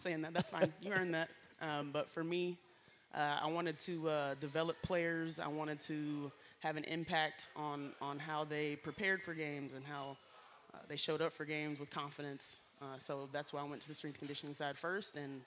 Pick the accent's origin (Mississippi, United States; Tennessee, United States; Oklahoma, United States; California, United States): Mississippi, United States; Hattiesburg; I was born and raised in Hattiesburg, Mississippi